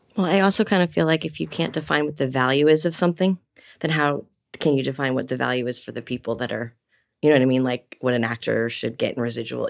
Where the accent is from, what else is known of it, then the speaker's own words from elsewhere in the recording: Los Angeles, California, United States; moved away as an adult; now in Atlanta, United States; grew up in the valley. I'm a total valley girl. So San Fernando Valley